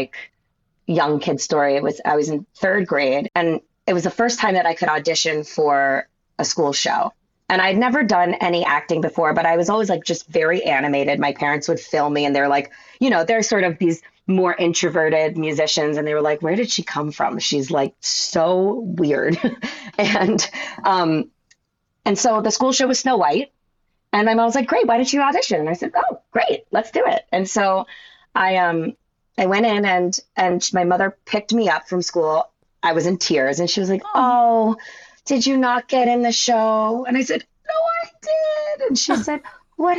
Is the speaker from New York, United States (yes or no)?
yes; Westchester, New York, United States; also born or lived in Boston / Baltimore; I grew up in Westchester. After Baltimore, we moved to Westchester when I was 9. And I grew up close to the city